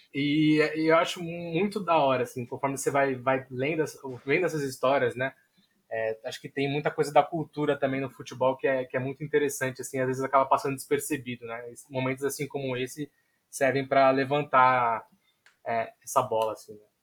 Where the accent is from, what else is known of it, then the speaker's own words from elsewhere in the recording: São Vicente, São Paulo, Brazil; also born or lived in Santos / Juiz de Fora; eu nasci em Santos, mas moro em São Vicente a minha vida toda